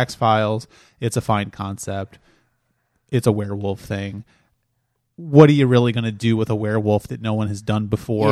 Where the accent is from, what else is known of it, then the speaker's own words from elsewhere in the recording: Delaware, United States; I grew up in Delaware